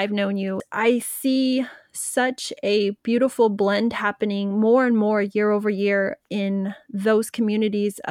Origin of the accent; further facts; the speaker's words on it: United States; I'm American. I'm proud to be an American.